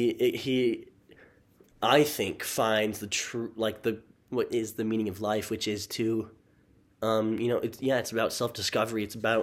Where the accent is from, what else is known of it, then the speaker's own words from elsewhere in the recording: Utah, United States; We're from Utah